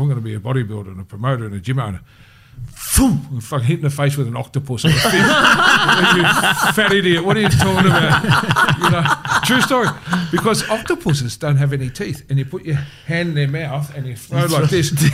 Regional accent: Bendigo, Victoria, Australia; I grew up in Bendigo

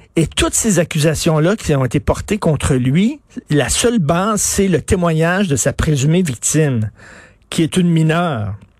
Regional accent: Quebec, Canada; je suis un Québécois de souche

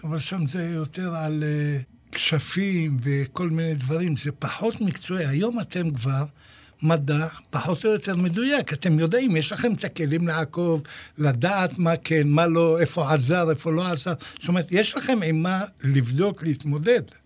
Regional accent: Ashdod, Southern District, Israel; אצלנו בשכונה, בפחונים, באשדוד

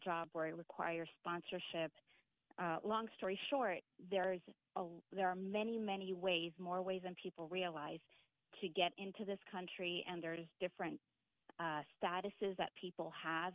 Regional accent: Canada; moved away as an adult; also born or lived in Chile (family); now in Ellicott City, United States; I'm a Canadian citizen, but I am family come from a family of immigrants from Chile in South America.

